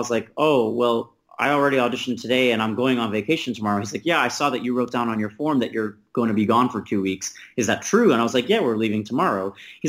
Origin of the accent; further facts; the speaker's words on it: New York, United States; No. I'm from New York, actually, first. Queens.